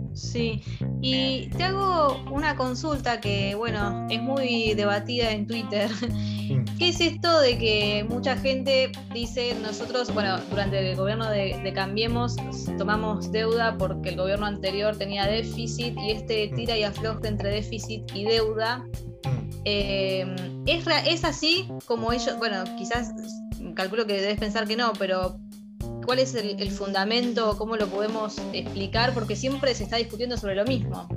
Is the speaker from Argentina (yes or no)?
yes; Argentina; nuestro caso particular de Argentina